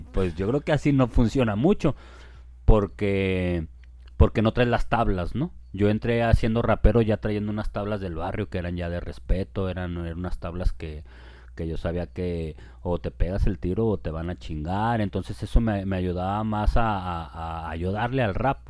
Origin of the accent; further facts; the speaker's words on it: Guadalajara, Jalisco, Mexico; also born or lived in Chapala; Yo nací en Guadalajara y viví en Guadalajara toda mi niñez y en la adolescencia me fui por allá para Chapala